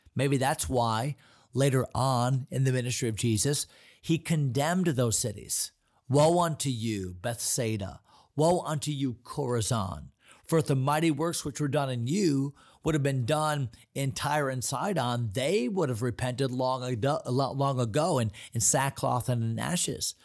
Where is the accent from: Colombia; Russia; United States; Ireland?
United States; As American Christians